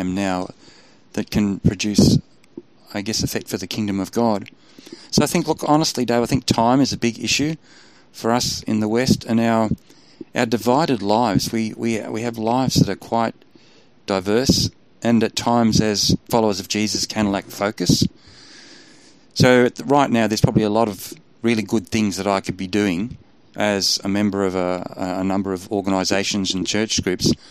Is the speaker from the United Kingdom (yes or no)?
no; Australia; I'm an Aussie